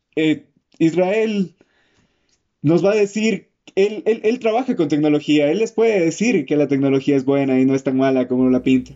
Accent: Ecuador; esta comunidad ecuatoriana en la que vivimos

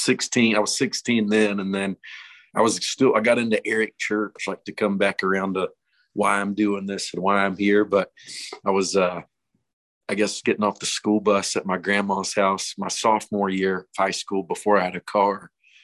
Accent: Boone, North Carolina, United States; my senior year at Watauga High School in Boone

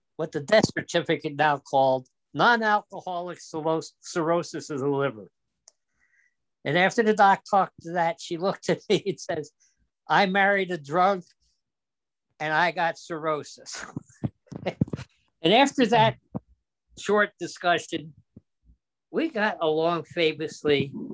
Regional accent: New Jersey, United States; also born or lived in Yonkers, New York; I was born in Yonkers, New York. The family moved to New Jersey in 1937. I was a year old, and I grew up in New Jersey

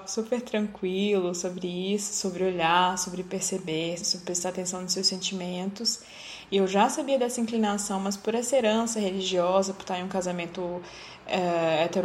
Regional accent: Northeast Region, Brazil; Como negro no Brasil, como homossexual, como nordestino.

